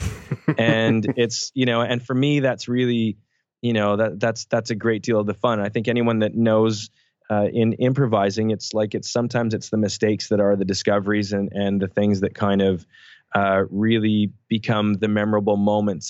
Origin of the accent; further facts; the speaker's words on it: Canada; we grew up in Canada